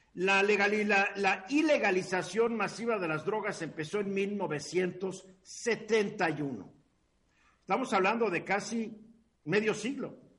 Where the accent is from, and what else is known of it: Mexico